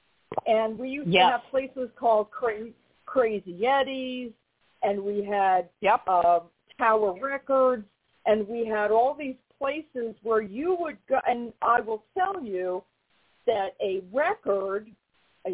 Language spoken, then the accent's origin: English; New York, United States; being a New Yorker